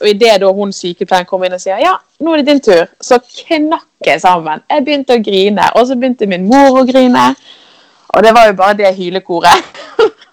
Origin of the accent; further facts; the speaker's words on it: Askøy, Vestland, Norway; kommer jeg fra fra Askøy som ligger rett utenfor Bergen.